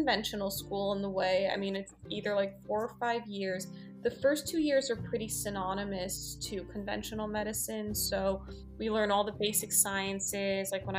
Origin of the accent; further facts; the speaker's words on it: New York City, New York, United States; I grew up on the Upper East Side of New York City